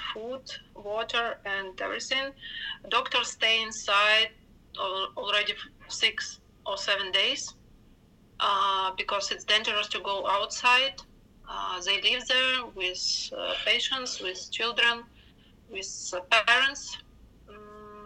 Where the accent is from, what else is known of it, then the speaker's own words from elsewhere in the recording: Ukraine; from Ukraine